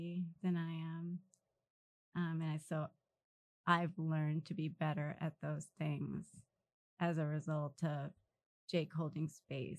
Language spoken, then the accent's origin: English; Los Angeles, California, United States; We grew up in South Central